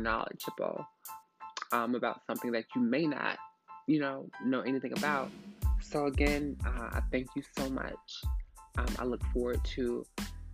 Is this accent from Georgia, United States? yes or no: yes; Atlanta, Georgia, United States; I'm from Atlanta, Georgia, born and raised